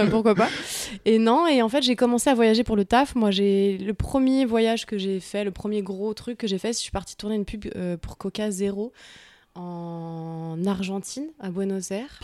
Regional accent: Paris, Île-de-France, France; Je suis née à Paris, j'ai grandi à Paris, dans le 15e arrondissement de Paris.

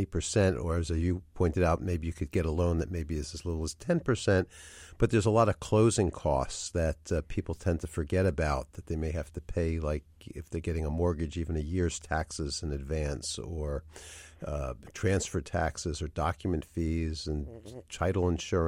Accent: New York, United States; now in Philadelphia, United States; I grew up in Greenwich Village in New York, although I've been in Philadelphia for 40 years

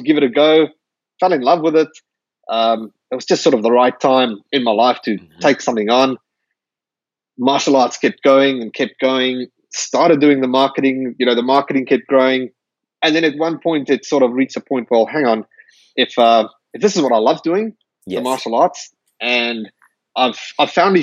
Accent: South Africa; moved away as an adult; now in Perth, Australia; I'm from South Africa originally. I immigrated to Perth, Australia about 11 years ago.

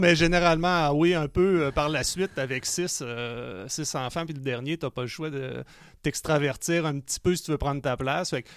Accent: Quebec City, Quebec, Canada; je suis né à Québec

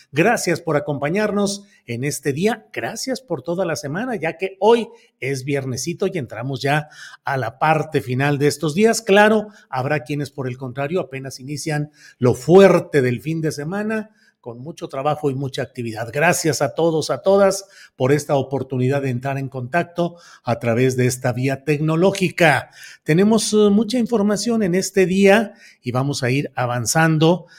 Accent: Coahuila, Mexico; now in San Luis Potosí, Mexico; mi credencial de lector es en San Luis Potosí, aunque yo nací en Coahuila

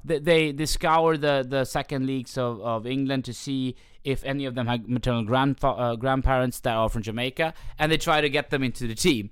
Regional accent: Sweden; when I went to Pakistani parties in Sweden when I was younger

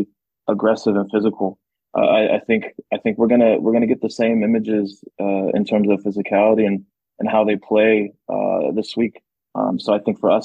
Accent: Seattle, Washington, United States; born or raised there; moved away as an adult; also born or lived in American Samoa / California; now in Toulouse, France

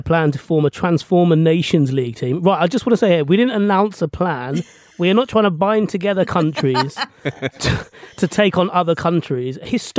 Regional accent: England, United Kingdom; I'm English born and raised. My parents are from Sri Lanka.

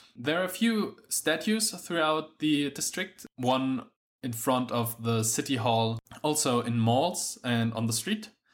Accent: Berlin, Germany; English is a second language; I'm from the capital city of Germany, which you probably already knew is Berlin.

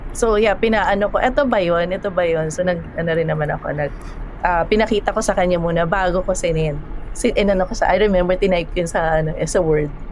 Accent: Manila, Metro Manila, Philippines; also born or lived in Cainta; galing ako sa Maynila

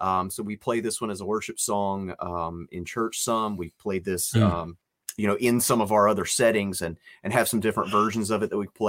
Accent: Virginia, United States; I don't know where my accent is from. Apparently somewhere in the Midwest. But I'm from Virginia.

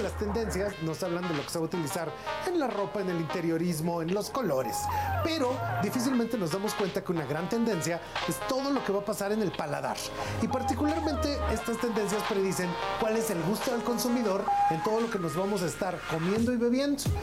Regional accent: Mexico; como mexicanos

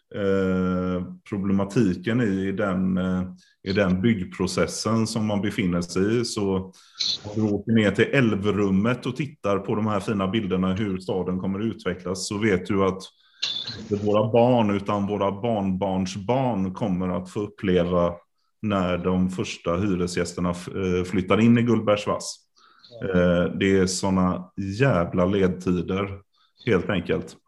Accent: Karlstad, Värmland, Sweden; now in Gothenburg, Sweden; Jag är ju född i Karlstad

